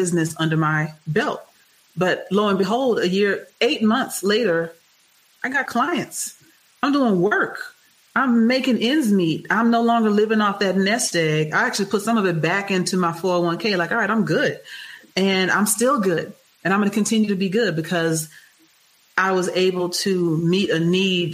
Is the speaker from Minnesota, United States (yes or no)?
no; Houston, Texas, United States; I'm from Texas. Prairie View A&M is right there. Texas Southern University is right around the corner from where I grew up.